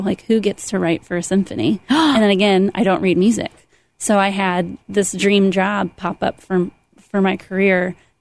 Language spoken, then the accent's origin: English; Goshen, Indiana, United States; born or raised there